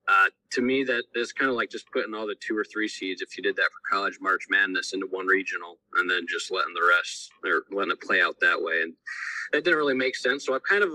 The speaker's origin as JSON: {"language": "English", "town": "Defiance", "region": "Ohio", "country": "United States", "tie": "born or raised there", "said": "I live over in Northwest Ohio, right outside of Defiance. I'm graduated from Ayersville High School"}